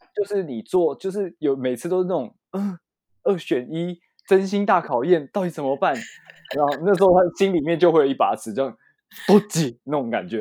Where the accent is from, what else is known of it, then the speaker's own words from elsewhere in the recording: Taiwan; 我是，我是台湾人这样子